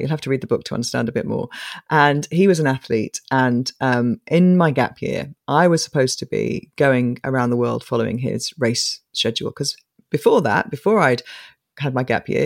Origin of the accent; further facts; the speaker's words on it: Coventry, West Midlands, United Kingdom; from this flat, two bedroom flat, three kids in Coventry.